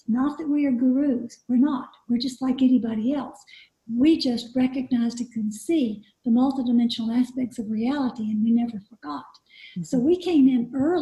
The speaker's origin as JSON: {"language": "English", "region": "East Coast of America", "country": "United States", "tie": "born or raised there", "said": "I grew up on the East Coast."}